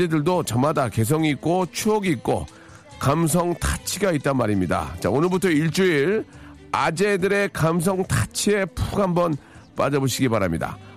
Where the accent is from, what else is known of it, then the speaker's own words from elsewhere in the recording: Seoul, South Korea; 저 서울이 고향인데요.